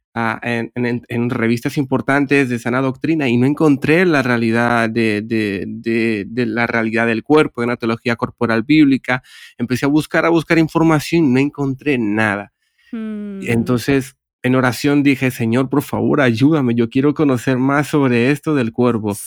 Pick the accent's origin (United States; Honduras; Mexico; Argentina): Honduras; moved away as an adult; now in Barcelona, Spain; yo soy de Honduras, pero hace casi unos 8 o 9 años que resido en Barcelona, España